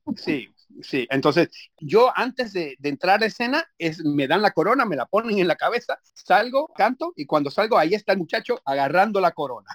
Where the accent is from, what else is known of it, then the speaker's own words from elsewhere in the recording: Puerto Rico; moved away; mi mamá es americana, pero yo me crié en Puerto Rico